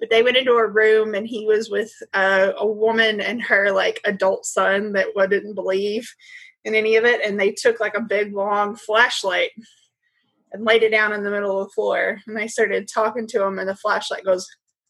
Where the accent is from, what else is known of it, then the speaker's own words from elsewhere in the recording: Kentucky, United States; Maybe this accent. Can we call my accent pretty and flowery? My words are flowery. Flowery. These are words that we say in Kentucky.